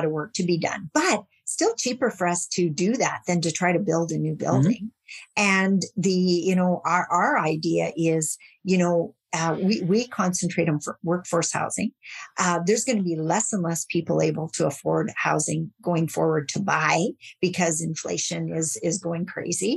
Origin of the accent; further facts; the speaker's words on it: Saskatchewan, Canada; I'm from Saskatchewan